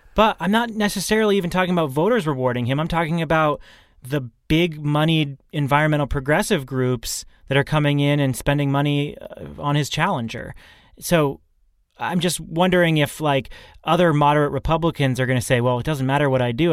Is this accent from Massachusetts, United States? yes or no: yes; Massachusetts, United States; here in Massachusetts, in my home state